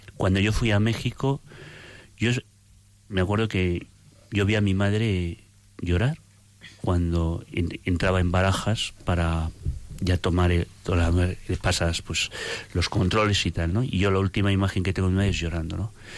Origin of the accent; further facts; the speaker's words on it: Logroño, La Rioja, Spain; yo soy de Logroño